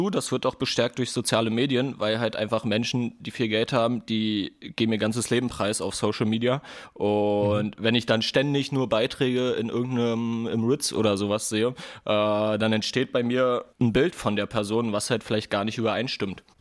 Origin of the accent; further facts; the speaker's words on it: Kosovo; now in Germany; ich komme auch aus einer Familie, also ich bin nicht in Deutschland geboren. Wir kamen damals 1999 als Kriegsflüchtlinge hier nach Deutschland aus dem Kosovo.